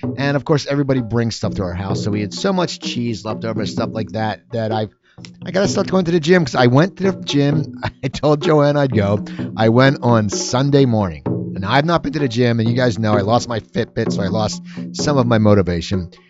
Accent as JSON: {"language": "English", "area": "near Philadelphia", "region": "Pennsylvania", "country": "United States", "tie": "born or raised there", "said": "I grew up near Philadelphia"}